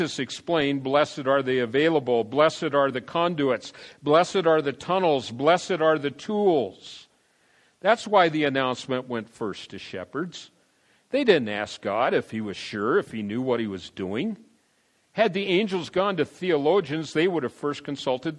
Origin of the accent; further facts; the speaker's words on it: San Diego, California, United States; also born or lived in Denver, Colorado; I went to Grossmont High School in San Diego